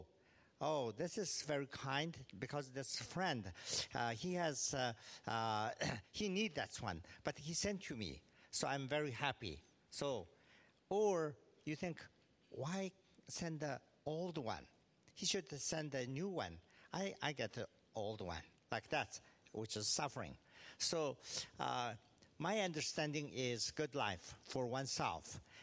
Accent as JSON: {"language": "English", "region": "Tibet", "country": "China", "also_born_or_lived": "California", "moved": "yes", "lives_now": "Bloomington, United States", "said": "Regionally, of course, I'm from Tibet, but then because due to a political situation, I end up in California"}